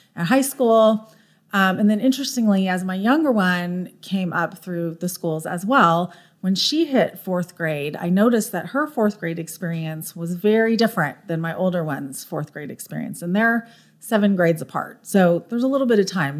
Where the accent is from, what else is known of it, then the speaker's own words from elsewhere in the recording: Orange County, California, United States; moved away as an adult; also born or lived in San Diego, United States; now in Frisco, United States; I lived in Southern California my whole life. I grew up in Orange County, went to school in San Diego